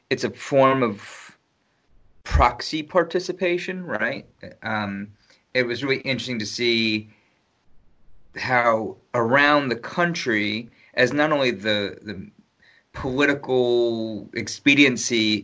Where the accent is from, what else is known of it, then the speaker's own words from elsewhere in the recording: New York City, New York, United States; as a New Yorker